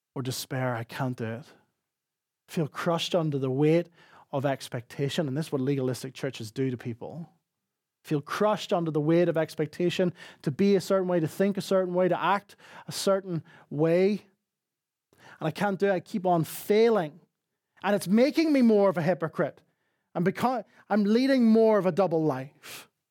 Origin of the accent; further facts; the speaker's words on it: Northern Ireland, United Kingdom; accent: Northern Irish; moved away; my Northern Irish accent